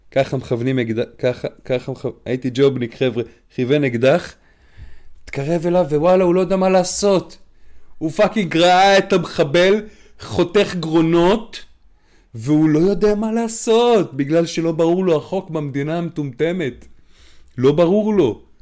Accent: Krayot, Haifa District, Israel; now in Bnei Brak, Israel; אני גר בבני ברק על גבול רמת גן, והיה פה פיגוע ממש ליד הבית, בואנה זה זרק אותי, אני צפוני במקור מהקריות

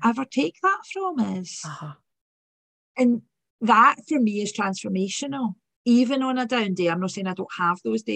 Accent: Glasgow, Scotland, United Kingdom; accent: working class accent; So from Govan, grew up in Govan

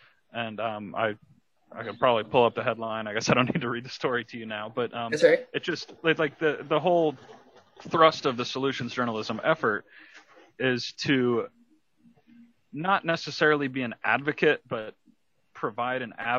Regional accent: Johns Creek, Georgia, United States; I grew up in Johns Creek, which has a very large Asian population. So I was able to start taking Mandarin from middle school

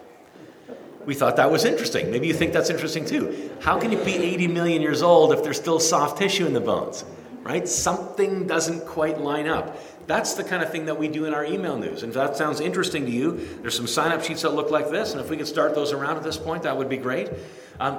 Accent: Kitchener, Ontario, Canada; born or raised there

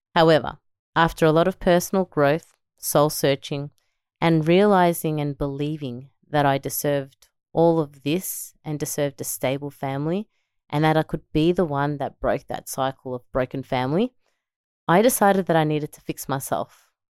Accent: Melbourne, Victoria, Australia; born or raised there; also born or lived in El Salvador

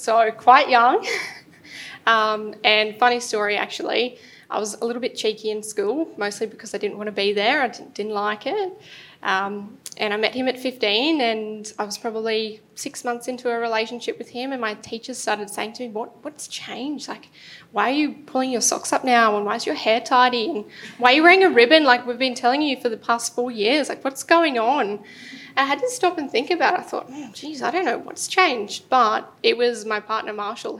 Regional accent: Toowoomba, Queensland, Australia; moved away as an adult; also born or lived in Brisbane; I moved to Brisbane from Toowoomba

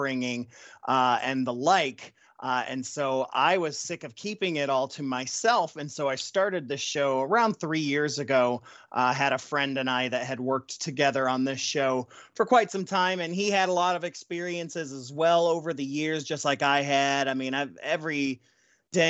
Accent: Ohio, United States; moved away; I'm originally from Ohio

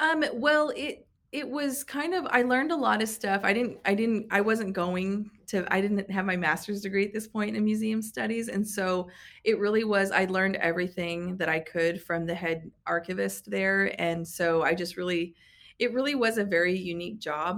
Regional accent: Tulsa, Oklahoma, United States; moved away as an adult; also born or lived in New Hampshire / New York / California / Washington; I grew up in the Tulsa area, um, you know, born and raised

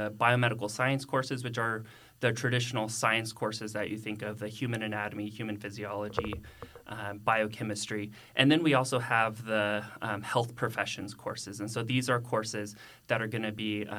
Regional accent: Carrollton, Texas, United States; also born or lived in Austin, Texas; I'm actually a native of North Texas, and so I grew up in Carrollton.

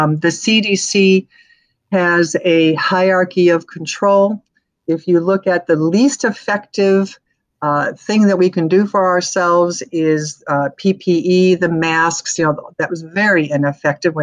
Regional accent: Arizona, United States; I'm from Arizona

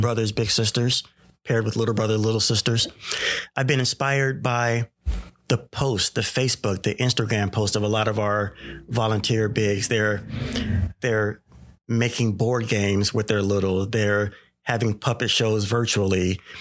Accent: Sacramento, California, United States; I grew up in the, uh, Sacramento area, born and raised in the Oak Park area

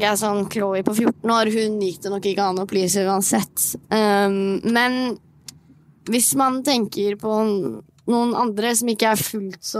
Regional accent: Moss, Østfold, Norway; now in Oslo, Norway; Så for eksempel når jeg flyttet til Oslo fra Moss, da var det jo sånn Ja, ja, jeg, jeg kan jo bare gjøre

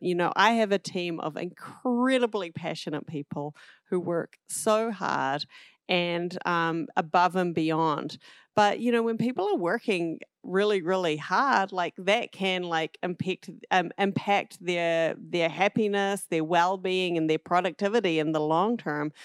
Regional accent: southern tip of the South Island, New Zealand; moved away as an adult; also born or lived in New York City, United States; now in United States; I'm originally from New Zealand, um, grew up on the southern tip of the South Island

